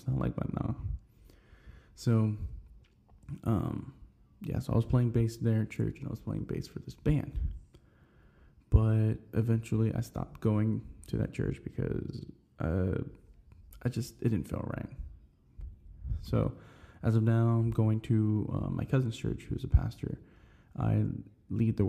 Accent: Houston, Texas, United States; I grew up on the North Side. I lived on this side pretty much my whole life

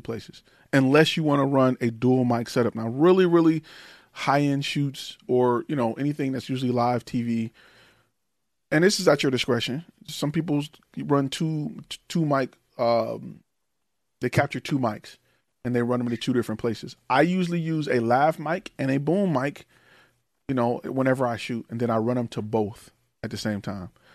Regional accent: Detroit, Michigan, United States; moved away; I am from Detroit, Michigan, Detroit Public Schools

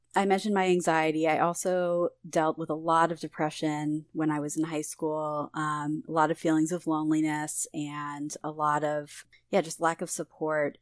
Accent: Philadelphia, Pennsylvania, United States; I'm from Philadelphia originally

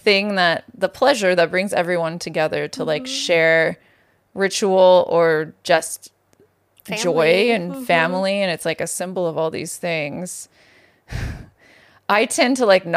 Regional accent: Santa Maria, California, United States; I'm from Santa Maria, California, which is like the tri-tip capital of the world

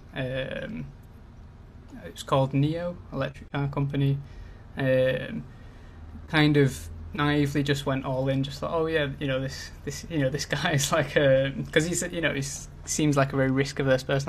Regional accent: Manchester, North West England, United Kingdom; now in London, United Kingdom; I'm originally from Manchester, up in the north, but I currently live in Greenwich in London

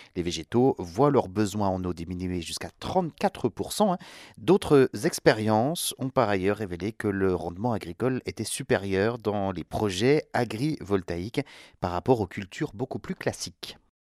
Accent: France; chez nous en France

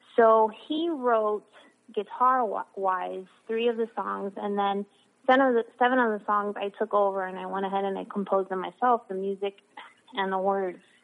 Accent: Miami, Florida, United States; I was born and raised in Miami, Florida

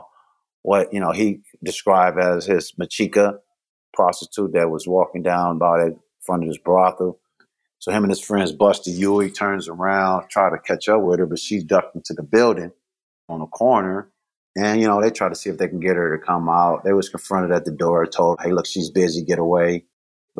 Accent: Los Angeles, California, United States; I grew up in Los Angeles, California. I was an inner city kid. You know, I was in South Central.

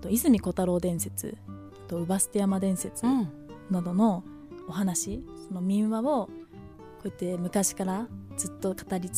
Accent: Okinawa, Japan; born there; 沖縄生まれなので

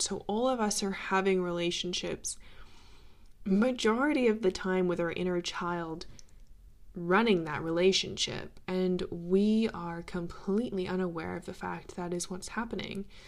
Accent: Australia; growing up in Australia

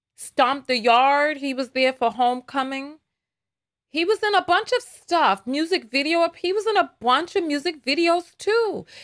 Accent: New York, United States; accent: New York; My New York is so strong today because I'm not I'm not in video making mode yet. I have to calm myself to to to, to dampen my accent

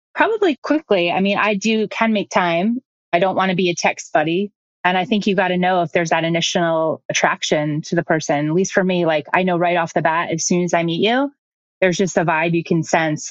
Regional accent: Midwest, United States; moved away; I'm from the Midwest originally

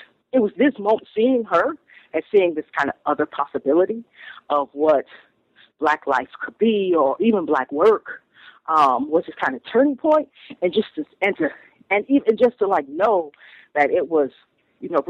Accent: Toledo, Ohio, United States; moved away as an adult; also born or lived in Stanford, California; now in Brooklyn, United States; I grew up in Toledo, Ohio, raised by a very large working class family that had recently migrated from Alabama to Toledo, Ohio

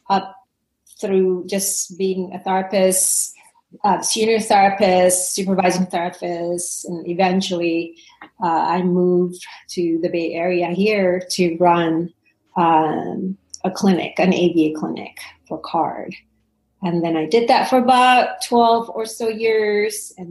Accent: Indonesia; I was born and raised in Indonesia

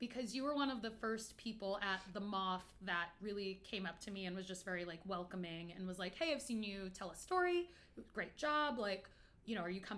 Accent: New York, United States; also born or lived in Los Angeles; I grew up in New York, like I mentioned, I went to NYU

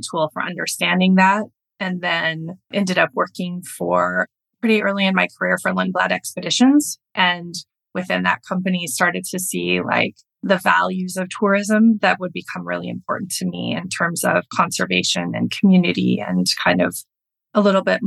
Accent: Flathead Lake, Montana, United States; at the base of Flathead Lake where I grew up in Montana.

